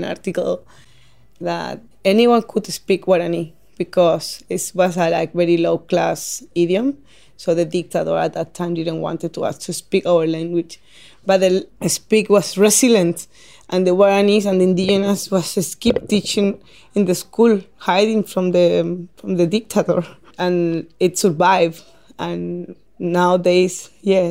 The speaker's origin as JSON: {"language": "English", "country": "Paraguay", "tie": "born or raised there", "also_born_or_lived": "Chile", "second_language": "English", "moved": "as an adult", "lives_now": "Tasmania, Australia", "said": "I come from Paraguay."}